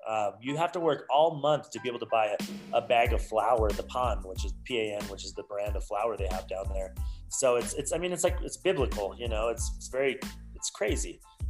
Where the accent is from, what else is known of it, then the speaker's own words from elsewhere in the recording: Utah, United States; also born or lived in Canada / California; And so I come back to Utah, my hometown